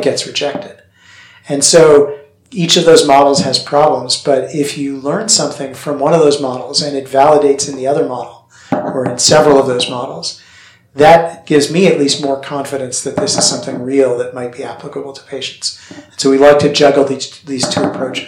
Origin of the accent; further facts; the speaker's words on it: Canada; moved away; I grew up in Canada, and so the weather here is familiar